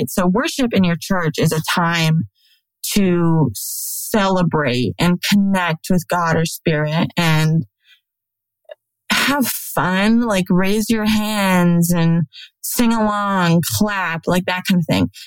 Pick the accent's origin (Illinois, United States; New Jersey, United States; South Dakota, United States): South Dakota, United States; now in Alabama, United States; when I moved to Alabama from South Dakota, it's the only way that I knew to get community and friends